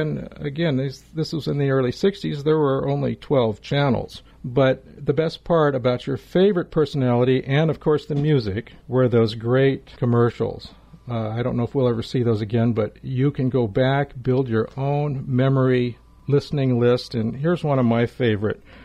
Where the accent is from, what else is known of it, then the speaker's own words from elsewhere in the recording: Los Angeles, California, United States; growing up in Los Angeles